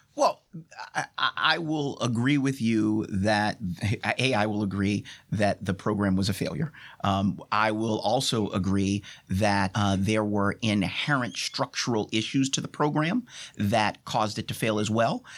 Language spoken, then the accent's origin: English; United States; I am an American, and as an American